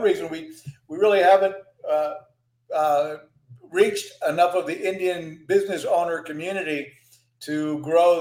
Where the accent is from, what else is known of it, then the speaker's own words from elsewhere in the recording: San Juan, Puerto Rico; also born or lived in Texas; paper route in San Juan, Puerto Rico, where I grew up. I'm originally from Texas, Mexican descendants, but my family moved to Puerto Rico